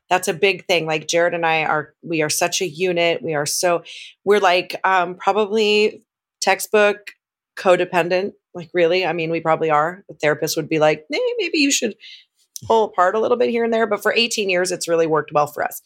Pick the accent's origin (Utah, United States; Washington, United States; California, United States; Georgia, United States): California, United States; Southern; I was born and raised in Southern California